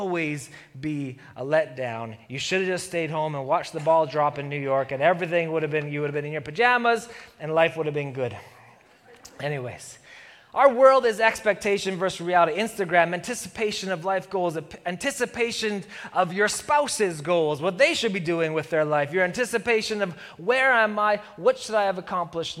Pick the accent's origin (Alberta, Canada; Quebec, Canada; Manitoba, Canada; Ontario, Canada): Alberta, Canada; Calgary; I'm a Flames fan, and I'm from Calgary